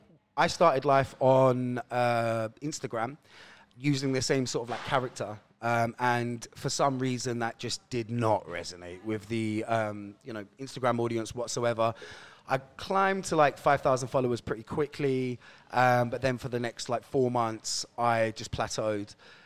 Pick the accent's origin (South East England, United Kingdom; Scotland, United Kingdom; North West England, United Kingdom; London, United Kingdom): London, United Kingdom; Roehampton; So, it started in a jolly place called Roehampton, the second largest council estate in the UK.